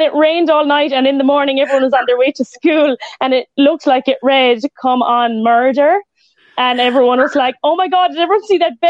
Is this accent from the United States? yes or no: no; Limerick, Munster, Ireland; like in my hometown